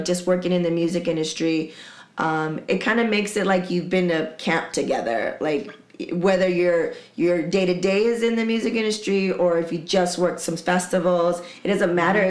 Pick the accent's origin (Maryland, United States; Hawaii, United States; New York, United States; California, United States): California, United States; San Diego; I'm from Dago